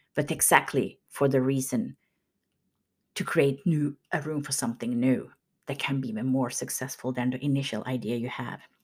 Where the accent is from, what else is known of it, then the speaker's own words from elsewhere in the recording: Kokkola, Central Ostrobothnia, Finland; moved away; my hometown in Karleby in Finland